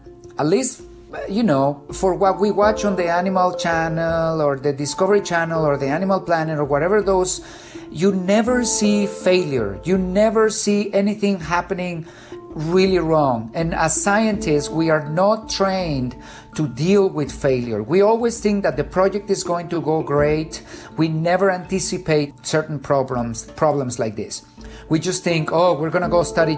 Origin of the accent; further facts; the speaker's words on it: Zacatecas, Mexico; moved away; The city where I grew up in Zacatecas used to have a small, tiny zoo